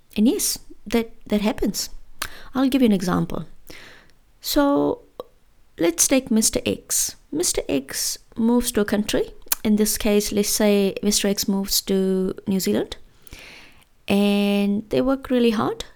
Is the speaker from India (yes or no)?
yes; India; moved away as an adult; growing up in India